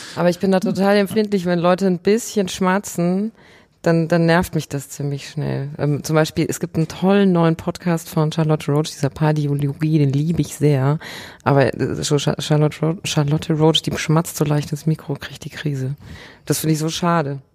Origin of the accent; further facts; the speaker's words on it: Bavaria, Germany; moved away; ich komme ursprünglich aus Bayern